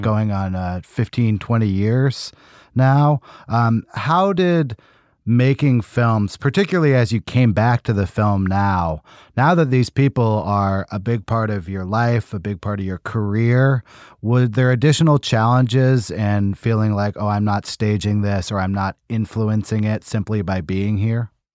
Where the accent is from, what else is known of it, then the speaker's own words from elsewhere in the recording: United States; I'm an American